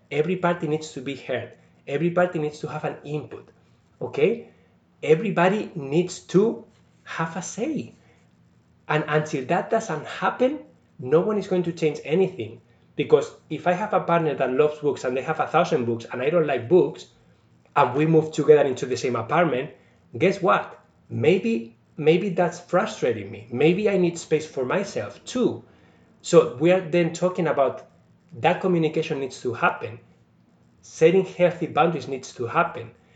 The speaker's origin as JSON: {"language": "English", "country": "Spain", "also_born_or_lived": "India", "moved": "yes", "lives_now": "Sault Ste. Marie, Canada", "said": "I'm from Spain, but I was in India over a year"}